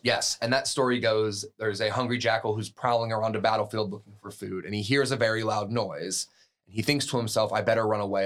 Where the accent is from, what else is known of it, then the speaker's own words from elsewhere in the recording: United States; an American coming from America